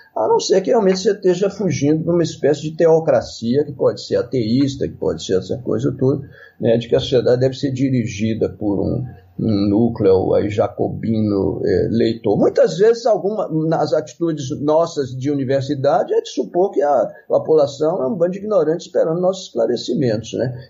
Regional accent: Minas Gerais, Brazil; sou mineiro e pisciano

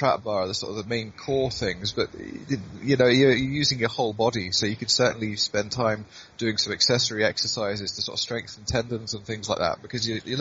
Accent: Blairgowrie, Scotland, United Kingdom; the Blair in Rattray Highland Games, which is my hometown

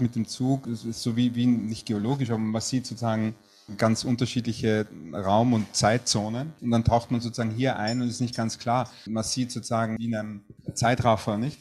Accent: Vienna, Austria; als Wiener

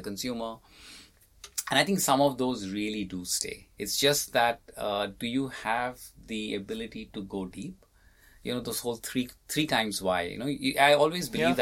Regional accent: India; being Indian

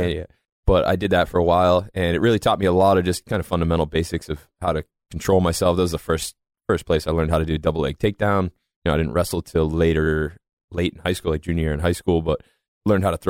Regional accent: Massachusetts, United States; accent: Boston; I'm from just north of Boston.

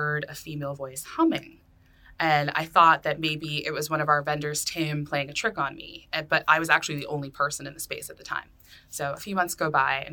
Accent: Lynn, Massachusetts, United States; I'm from Lynn

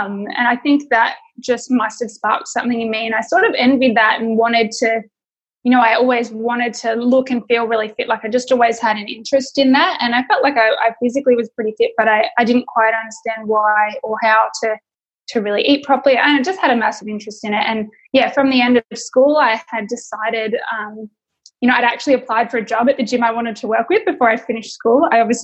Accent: Sydney, New South Wales, Australia; also born or lived in Victoria; So I was born in Victoria, in sort of rural Melbourne, rural Victoria, I should say. And I moved up to Sydney for my dad's work.

